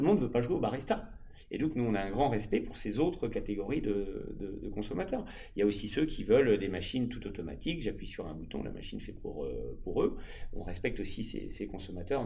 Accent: France; chez nous en France

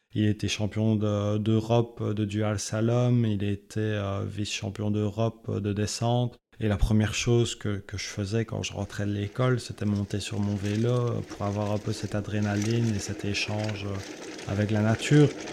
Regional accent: Belgium; je suis originaire de la Belgique

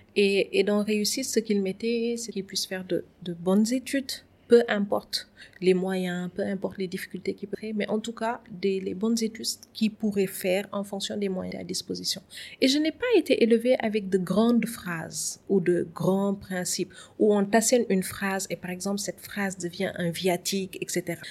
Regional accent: Saint-Louis, Senegal; moved away as an adult; now in Dakar, Senegal; je suis née et j'ai grandi à Saint-Louis où j'ai fait euh, toutes mes études. Et c'est après le bac que je suis venue à Dakar.

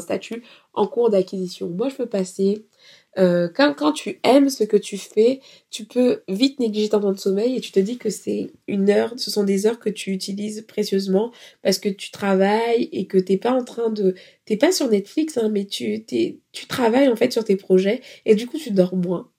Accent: France; nous, on est des Français

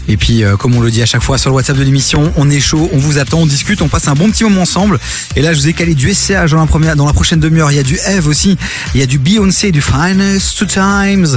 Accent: Brussels, Brussels-Capital Region, Belgium; c'est là où je suis né, c'est là où j'ai grandi

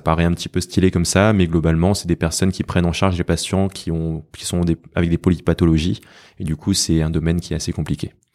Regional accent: France; j'ai toujours vécu en France

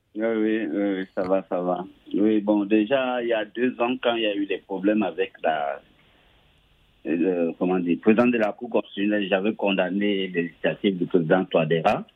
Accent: Cameroon; mon pays natal, le Cameroun

